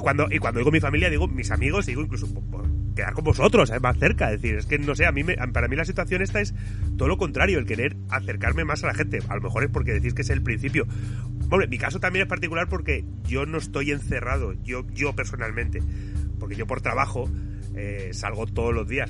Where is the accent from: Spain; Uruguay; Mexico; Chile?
Spain; nosotros como españoles